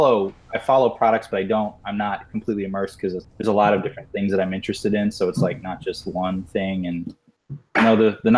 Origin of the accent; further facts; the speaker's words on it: Missouri, United States; My childhood. I grew up in Missouri.